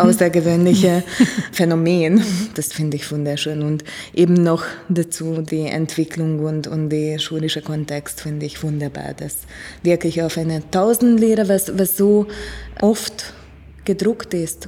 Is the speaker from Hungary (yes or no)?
yes; Hungary; moved away; ich komme aus Ungarn